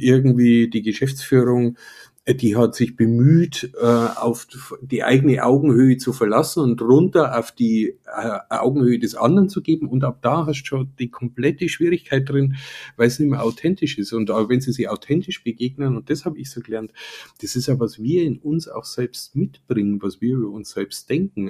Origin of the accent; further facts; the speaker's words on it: Upper Palatinate, Bavaria, Germany; ich komme ja selber aus der Oberpfalz